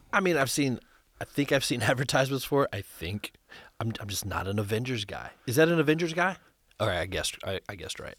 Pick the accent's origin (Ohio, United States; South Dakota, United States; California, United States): Ohio, United States; moved away as an adult; now in Nashville, United States; I moved here from Ohio twelve years ago